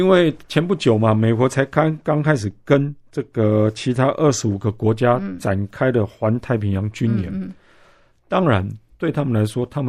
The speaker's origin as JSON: {"language": "Chinese", "country": "Taiwan", "said": "就像我们台湾人常讲的，"}